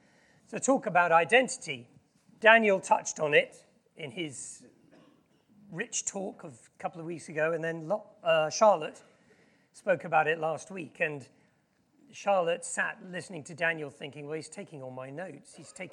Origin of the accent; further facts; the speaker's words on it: Yokohama, Kanagawa, Japan; also born or lived in Tokyo; I was born in Japan in 1963, many years ago, in Yokohama, which is where the World Cup final was a few years. I spent a lot of time in Tokyo, and I lived in a very posh suburb of Tokyo called Azabu.